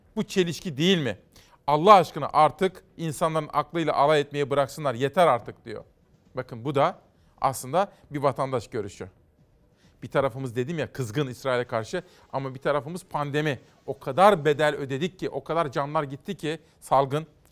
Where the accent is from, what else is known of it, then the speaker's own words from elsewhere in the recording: Kütahya, Turkey; ben bir Kütahyalıyım